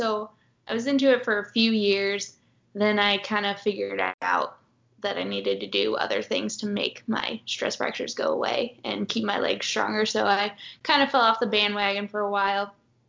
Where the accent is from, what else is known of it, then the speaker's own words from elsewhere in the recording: O'Fallon, Missouri, United States; now in Columbia, United States; Well, all over kind of, but went to high school in O'Fallon, Missouri.